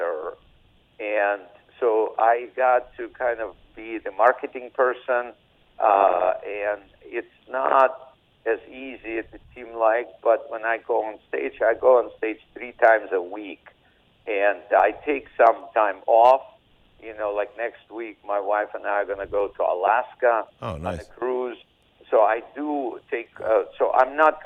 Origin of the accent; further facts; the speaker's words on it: Odesa, Odesa Oblast, Ukraine; English is a second language; now in United States; I speak Russian, and I don't really, even though I grew up in Odessa, Ukraine, this is a Russian-speaking area.